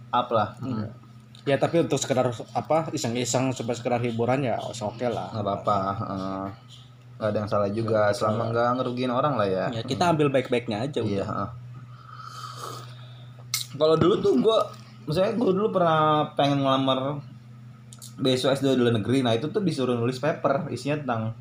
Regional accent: Bumiayu, Central Java, Indonesia; daerah Bumi Ayu di situ bahasanya apa sih bahasanya maksudnya bahasa iya bahasa kesehariannya kalau di daerah gue campur campur terus untuk daerah gue sih termasuk masuknya ke daerah Sunda jadi di Jawa nih ya daerah Jawa tapi bahasa sehari-hari Sunda

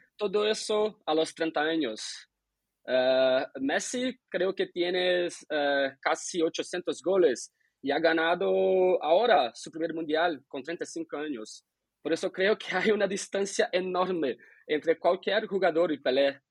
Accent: Brazil; como brasileño

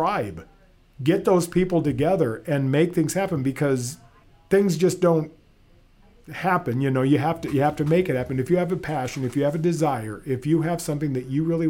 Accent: Fairbank, Iowa, United States; I was born and raised in Fairbank, just north of here.

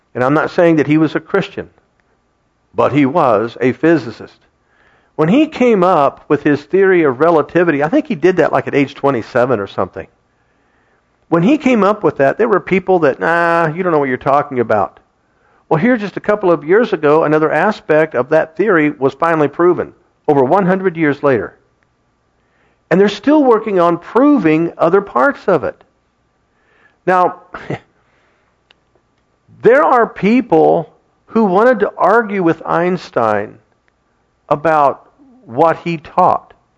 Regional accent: Kettering, Ohio, United States; Kathy and I grew up in Kettering, and we attended that school system

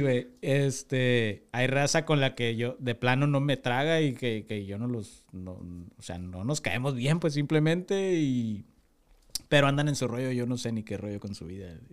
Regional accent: Tijuana, Baja California, Mexico; also born or lived in Durango; Yo llegué aquí al año y medio, me trajeron mis papás yo soy de Durango, nací en Durango, pero toda mi vida he estado aquí, entonces yo soy de Tijuana.

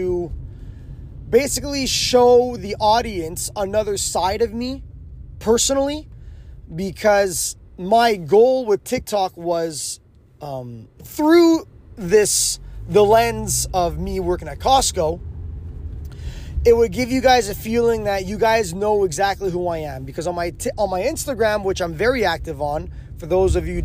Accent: Quebec, Canada; first language English; I'm from Quebec. Well, I'm English, mother tongue, but I can speak French very well.

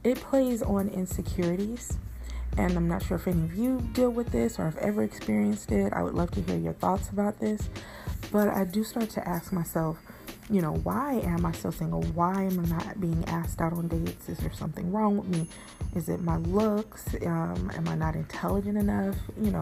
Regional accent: Bay Area, California, United States; I'm from the Bay Area

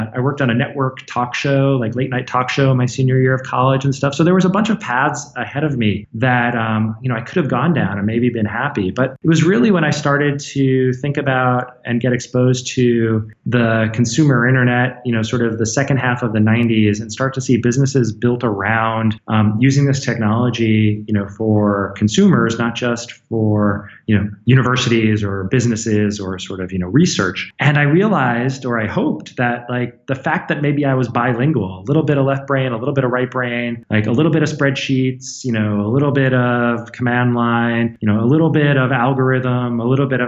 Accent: New York City suburbs, United States; moved away as an adult; now in Bay Area, United States; I grew up in New York City suburbs.

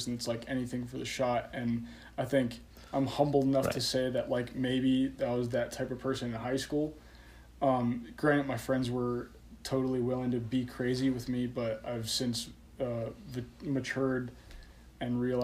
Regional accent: Colorado, United States; moved away as an adult; I relocated back home to Colorado, you know, just to live in my hometown with my parents

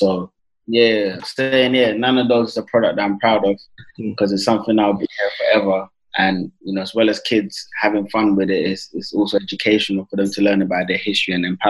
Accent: Mitcham, London, United Kingdom; I grew up in Mitcham. We used to do community projects in Mitcham

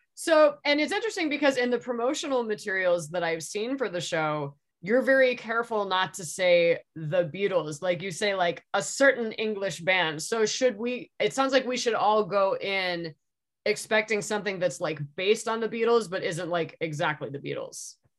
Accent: San Diego, California, United States; I'm from San Diego myself

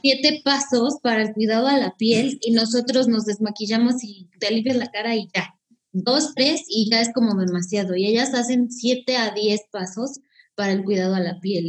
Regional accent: Mexico; como somos las mexicanas

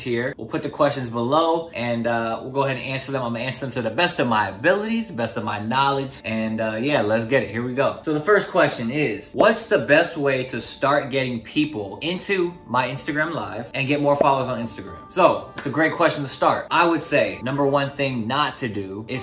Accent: Newport News, Virginia, United States; I'm from Newport News, Virginia.

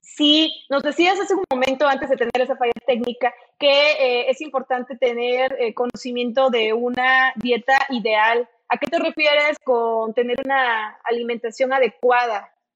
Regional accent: Mexico; nuestra cultura como, como país, como mexicano

